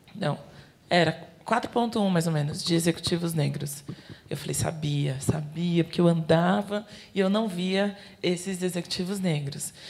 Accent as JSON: {"language": "Portuguese", "region": "São Paulo", "country": "Brazil", "tie": "born or raised there", "said": "eu sou daqui de São Paulo, da periferia de São Paulo. Eu cresci é, na comunidade de Heliópolis"}